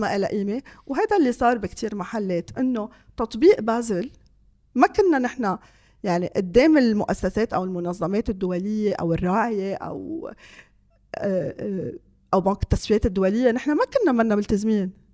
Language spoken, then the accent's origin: Arabic; Lebanon